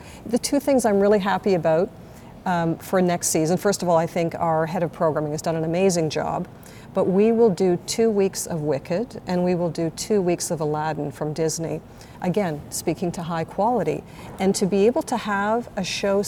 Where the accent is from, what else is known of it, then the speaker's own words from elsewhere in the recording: Toronto, Ontario, Canada; moved away as an adult; also born or lived in Montreal; now in West Palm Beach, United States; So I'm originally from Toronto